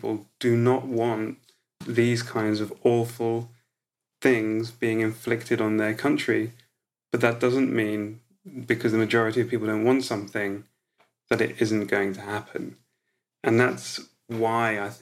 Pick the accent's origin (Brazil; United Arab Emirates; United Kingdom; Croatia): Croatia; moved away; I was born in Croatia when it was still part of Yugoslavia.